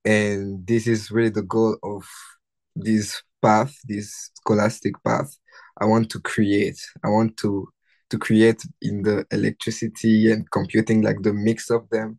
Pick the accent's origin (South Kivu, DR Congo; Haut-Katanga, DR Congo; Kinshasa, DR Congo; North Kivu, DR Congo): Kinshasa, DR Congo; English is a second language; moved away as an adult; now in Ottawa, Canada; I grew up in the city of Kinshasa